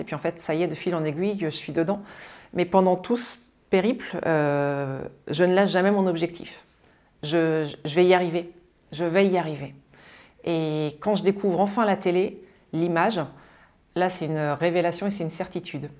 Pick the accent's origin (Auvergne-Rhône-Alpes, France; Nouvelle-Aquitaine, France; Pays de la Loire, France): Pays de la Loire, France; Mayenne; moi je suis née en Mayenne, dans le grand ouest de la France, juste avant la Bretagne